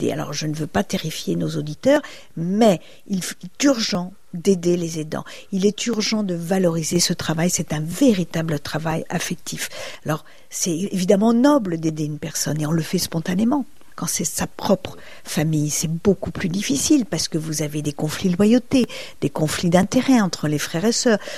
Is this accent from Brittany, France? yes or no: yes; Brittany, France; Je suis bretonne, le beurre salé, c'est délicieux.